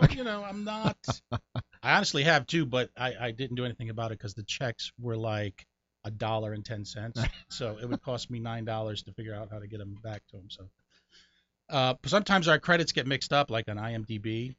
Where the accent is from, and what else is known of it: Connecticut, United States; born or raised there; moved away; also born or lived in New York